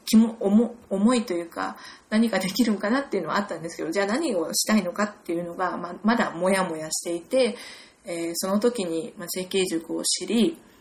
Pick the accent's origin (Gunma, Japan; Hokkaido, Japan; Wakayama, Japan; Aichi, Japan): Gunma, Japan; moved away as an adult; also born or lived in United Kingdom; 私はお隣の群馬県出身で、ずっと